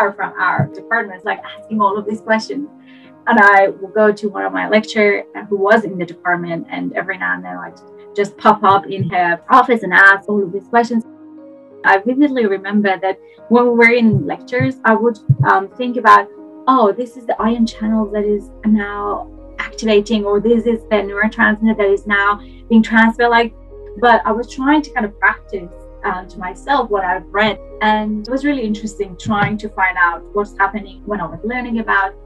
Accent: Iran; English is a second language; moved away as an adult; also born or lived in Stockholm, Sweden / Australia; now in Norway; I'm originally from Iran, and like from the middle of Iran.

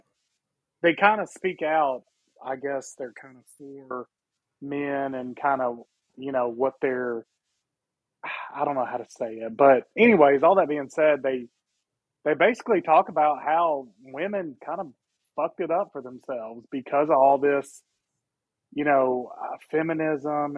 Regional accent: Walker County, Alabama, United States; I'm from Walker County.

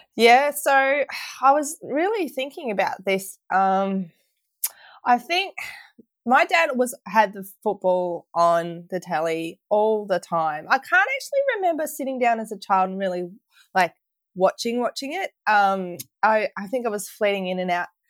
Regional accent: Victoria, Australia; felt more like a Victorian than Australian than ever

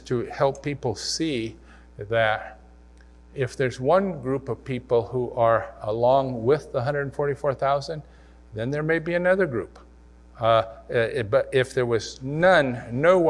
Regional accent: Missouri, United States; I was from Missouri

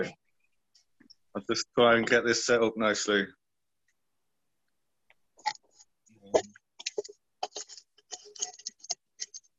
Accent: Sunderland, North East England, United Kingdom; I'm from Sunderland, Northeast England

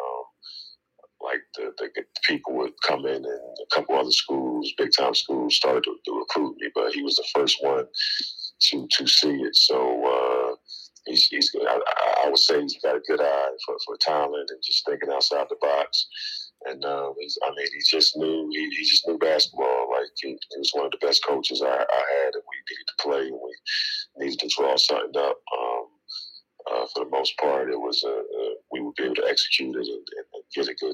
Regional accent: Philadelphia, Pennsylvania, United States; I'm from West Philadelphia. It's an area called the Bottom.

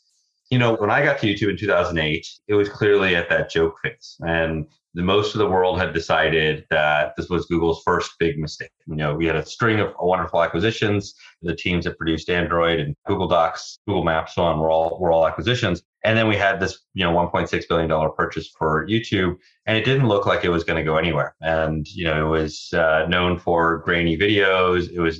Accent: Virginia, United States; I grew up mostly in Virginia, but we sort of moved around a bunch.

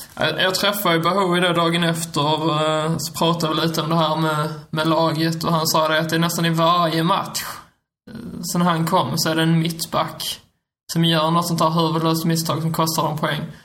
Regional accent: Skåne, Sweden; som en skåning

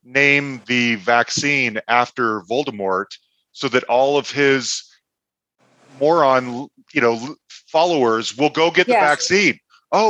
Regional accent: Utah, United States; now in Denver, United States; I'm originally from Utah

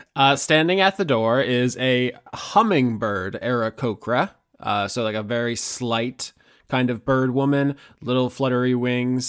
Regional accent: Florida, United States; I'm from Florida

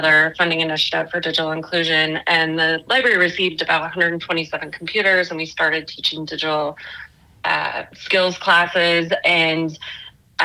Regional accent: Colorado Springs, Colorado, United States; I grew up in Colorado Springs, so born and raised there

